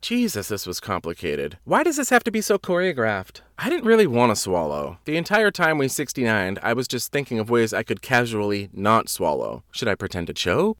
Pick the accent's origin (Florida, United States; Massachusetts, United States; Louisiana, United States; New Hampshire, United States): Massachusetts, United States; Wareham; moved away as an adult; also born or lived in New York; My hometown is the armpit of Massachusetts.